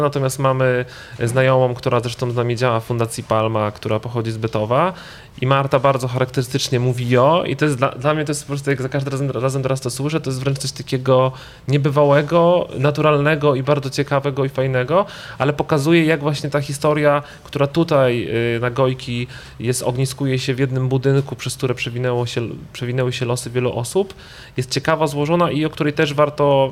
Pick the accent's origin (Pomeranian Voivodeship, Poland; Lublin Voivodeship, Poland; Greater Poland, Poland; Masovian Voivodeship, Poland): Pomeranian Voivodeship, Poland; Gdańsk; jesteśmy z Wrzeszcza